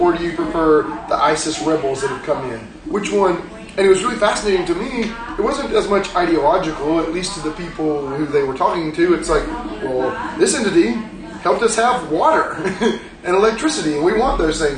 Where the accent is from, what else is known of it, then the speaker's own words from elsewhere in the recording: Georgia, United States; growing up in Georgia